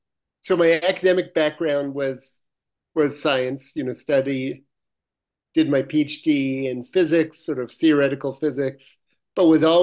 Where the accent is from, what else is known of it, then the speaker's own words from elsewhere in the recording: Pittsburgh, Pennsylvania, United States; moved away as an adult; also born or lived in Boulder, Colorado / Chicago; now in Colorado, United States; I grew up in Pittsburgh and was a science geek as a young man